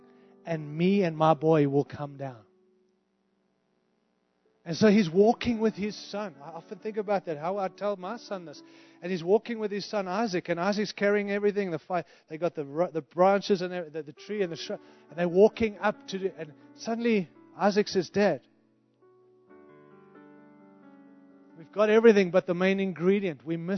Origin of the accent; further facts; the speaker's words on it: Zimbabwe; born there; moved away; I've had 5 international moves. And I moved from Africa, like real Africa, right? I was born in Rhodesia, Zimbabwe, which is like 5th world.